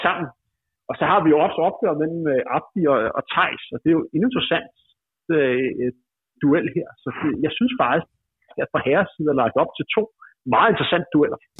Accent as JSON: {"language": "Danish", "area": "near Gentofte", "region": "Capital Region of Denmark", "country": "Denmark", "tie": "born or raised there", "said": "i Gentofte, et par kilometer fra der, hvor jeg voksede op"}